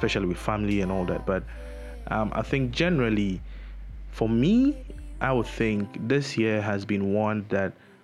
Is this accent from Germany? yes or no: no; Takoradi, Western Region, Ghana; moved away as an adult; also born or lived in Accra; I'm from Takrady